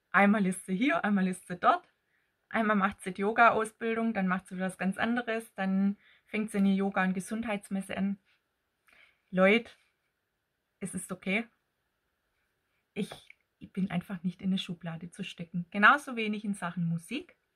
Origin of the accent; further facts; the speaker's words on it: Baden-Württemberg, Germany; accent: Swabian; now in Ettlingen, Germany; eigentlich bin ich Schwäbin. Ich streng mich immer an, hier etwas äh, verständlicher zu sprechen, aber so das ganze Schwäbische kann ich dann doch nicht verstecken, gell? Und ich lebe im Badischen in Ettlingen bei Karlsruhe.